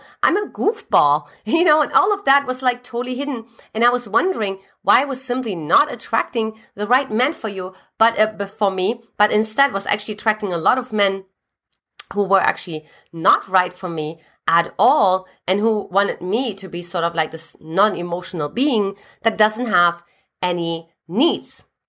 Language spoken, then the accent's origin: English; eastern Germany, Germany; As a matter of fact, I came from Eastern Germany.